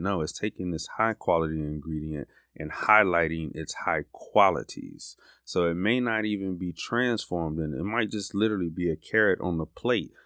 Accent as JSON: {"language": "English", "region": "Florida", "country": "United States", "moved": "yes", "lives_now": "Birmingham, United States", "said": "I'm from Florida"}